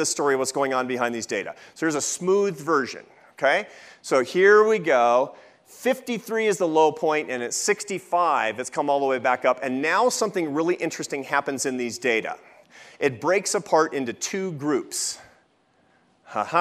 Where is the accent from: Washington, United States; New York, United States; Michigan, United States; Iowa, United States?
Washington, United States; Seattle; now in Washington, D.C., United States; when I was 17, growing up in Seattle